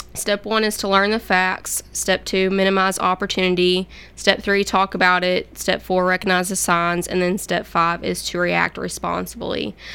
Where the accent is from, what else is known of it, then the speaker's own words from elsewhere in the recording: Hopkinsville, Kentucky, United States; moved away as an adult; now in Murfreesboro, United States; I'm actually from Hopkinsville, Kentucky, which is on the Kentucky Tennessee state line